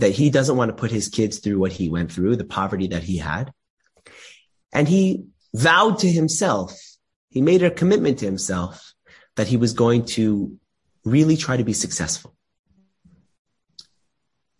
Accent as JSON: {"language": "English", "town": "Los Angeles", "region": "California", "country": "United States", "tie": "born or raised there", "said": "I have a good friend of mine growing up in Los Angeles. We grew up together"}